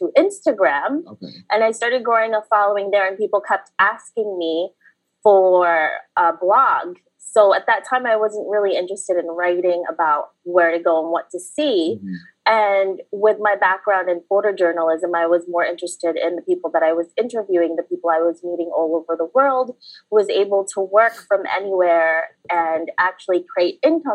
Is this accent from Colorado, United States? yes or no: no; New York City, New York, United States; English is a second language; also born or lived in Philippines; I was born in the Philippines, and then I grew up in New York City